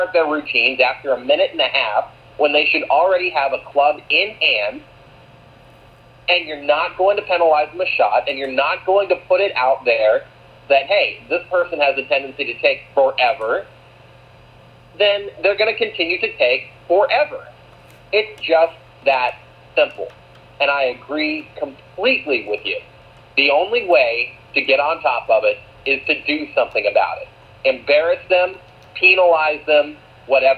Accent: Florida, United States; growing up in Florida, there's family friends who've played on tour

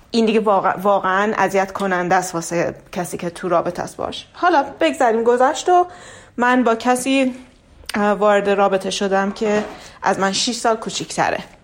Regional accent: Iran; توی فرهنگ ایرانی بزرگ شدم

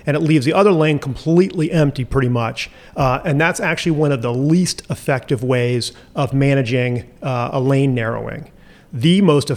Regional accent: Asheville, North Carolina, United States; the city of Asheville, and that's my hometown. That's where I grew up.

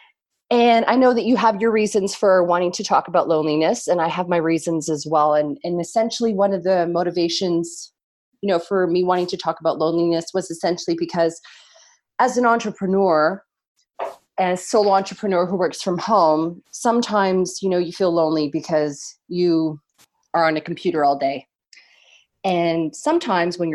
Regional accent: Canada; Although I'm not American, I'm Canadian

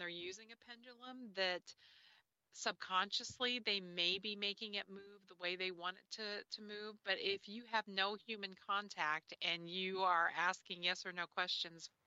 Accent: Kansas City, United States; I was living in Kansas City. I grew up in Kansas City

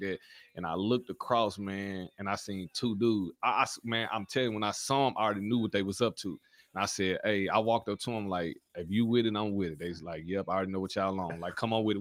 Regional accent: North Little Rock, Arkansas, United States; also born or lived in Louisiana; so I was born in Louisiana. but raised in Arkansas

